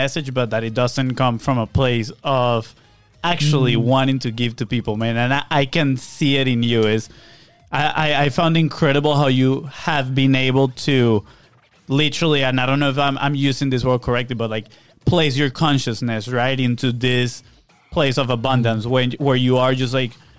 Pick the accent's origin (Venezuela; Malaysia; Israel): Venezuela; moved away; where we come from Venezuela